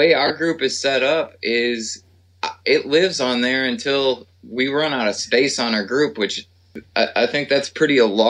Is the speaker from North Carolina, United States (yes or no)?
no; Minneapolis, Minnesota, United States; now in Nashville, United States; we're both originally from Minneapolis, St. Paul area.